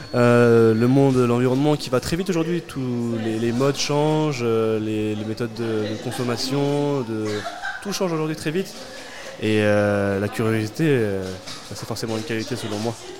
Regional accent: Louviers, Normandy, France; je suis de Louvier, moi.

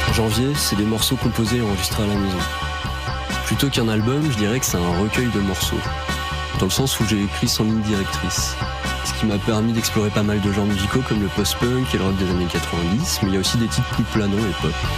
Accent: Rouen, Normandy, France; je viens de Rouen

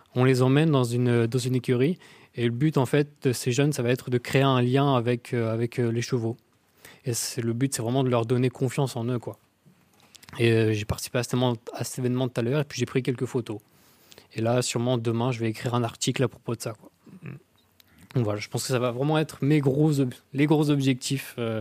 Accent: Tourouvre, Normandy, France; Je suis de Tourouvre, un petit patelin paumé où il n'y a rien à faire.

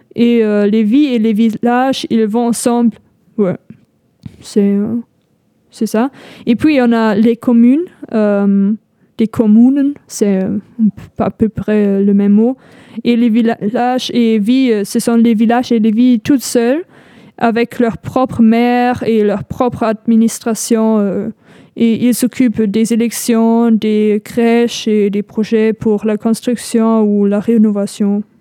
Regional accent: North Rhine-Westphalia, Germany; French is a second language; moved away as an adult; now in L'Aigle, France; je viens du Rhénanie du Nord-Westphalie

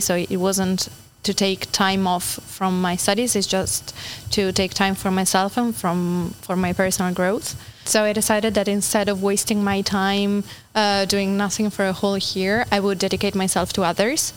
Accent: Turin, Piedmont, Italy; moved away as an adult; now in Normandy, France; I come from a really big and crowded city in Italy. I come from Turin.

